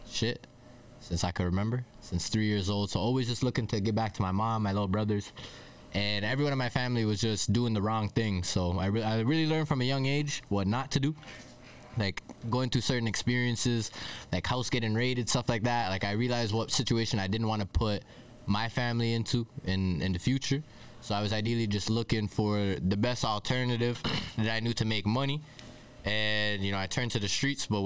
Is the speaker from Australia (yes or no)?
no; Toronto, Ontario, Canada; from Toronto. I'm from Scarborough, so for those of you that know where that is in in the city, or from the borough